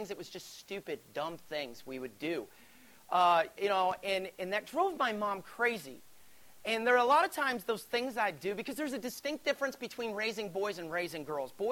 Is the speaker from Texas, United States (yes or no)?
no; Alabama, United States; I grew up in Alabama. You can't tell because I don't have an accent. I used to, so I was told. But here's the thing about growing up in Alabama there's not a whole lot to do.